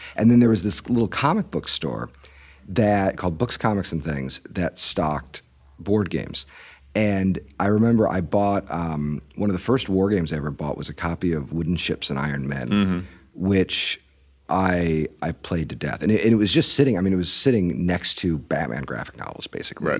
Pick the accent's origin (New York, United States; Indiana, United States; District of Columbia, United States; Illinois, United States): Indiana, United States; Fort Wayne; I grew up mostly in Fort Wayne, Indiana